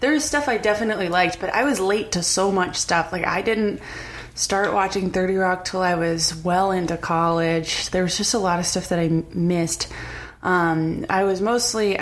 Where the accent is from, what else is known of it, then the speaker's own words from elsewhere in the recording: Brockton, Massachusetts, United States; moved away as an adult; now in Los Angeles, United States; I'm from Brockton, Massachusetts.